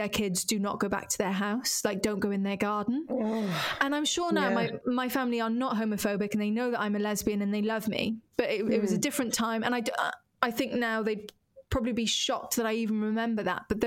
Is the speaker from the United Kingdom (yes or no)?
yes; Wales, United Kingdom; moved away as an adult; now in London, United Kingdom; my dear, dear friends who I grew up with in Wales